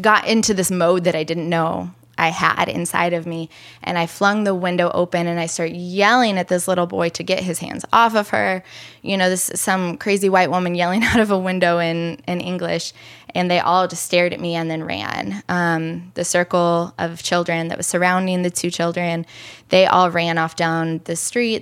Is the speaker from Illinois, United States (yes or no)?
yes; Illinois, United States; now in Chicago, United States; I'm from Illinois